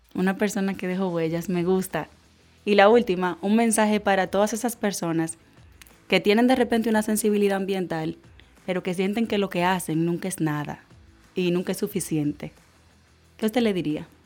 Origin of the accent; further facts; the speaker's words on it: Dominican Republic; como ciudadana dominicano